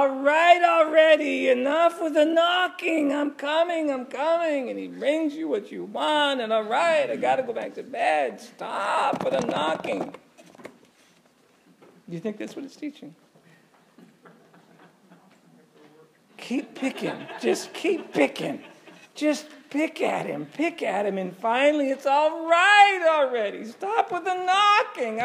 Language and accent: English; New England, United States; I'm from New England.